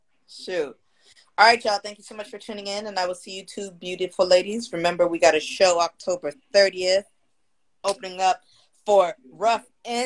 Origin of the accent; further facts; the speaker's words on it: San Jose, California, United States; now in Oakland, United States; growing up in San Jose, they didn't really educate us on African-American culture. I didn't learn until I moved to Oakland.